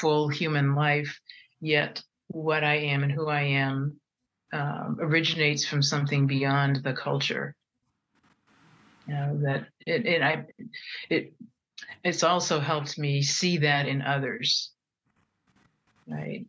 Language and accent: English; United States; I'm Japanese American and French Canadian American